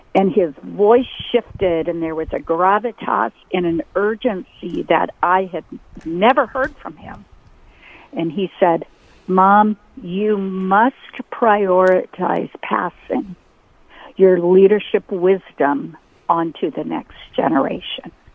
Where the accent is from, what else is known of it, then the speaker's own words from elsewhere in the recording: North Dakota, United States; moved away as an adult; also born or lived in Sioux Falls, South Dakota; I left North Dakota, went to university, went to a private Christian